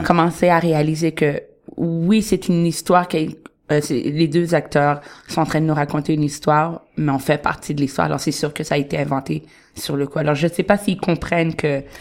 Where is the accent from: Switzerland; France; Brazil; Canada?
Canada; Montreal, Quebec; moved away as an adult; now in Toronto, Canada; je vais jamais dire que je viens de Toronto. Je suis très montréalaise